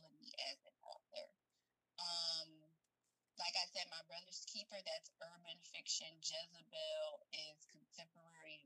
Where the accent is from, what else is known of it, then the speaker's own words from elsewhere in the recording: Rochester, New York, United States; in Rochester, New York, which is my hometown, born and raised